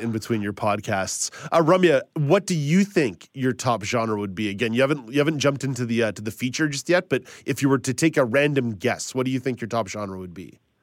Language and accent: English; Quebec, Canada; growing up in Quebec